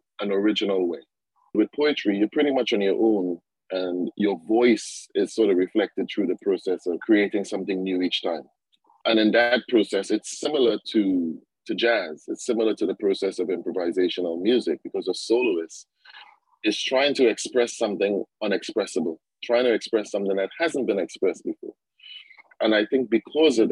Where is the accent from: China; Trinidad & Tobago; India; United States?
Trinidad & Tobago; The sense of Caribbeanness and being a Trinidadian was kind of there